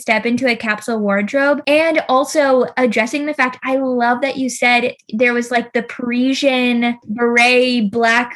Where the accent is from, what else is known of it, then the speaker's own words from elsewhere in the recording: Kentucky, United States; also born or lived in Los Angeles; now in North Carolina, United States; I'm from Kentucky originally.